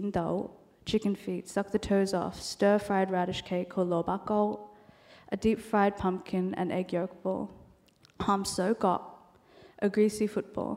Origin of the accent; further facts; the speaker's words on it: Australia; first language Cantonese; English is a second language; Cantonese is my first language, though I was born in Australia